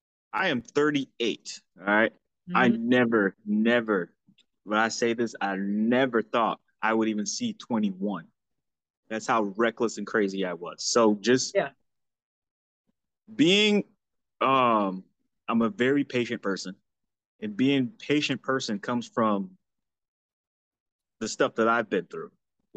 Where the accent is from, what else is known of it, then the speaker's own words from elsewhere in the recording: Florida, United States; So growing up in Florida, when I moved to Florida, my mom lived in Fort Lauderdale with her boyfriend.